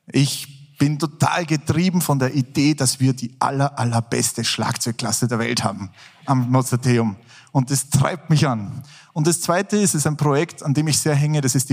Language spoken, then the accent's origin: German; Salzburg, Austria; bin ja Salzburger, bin in Salzburg geboren.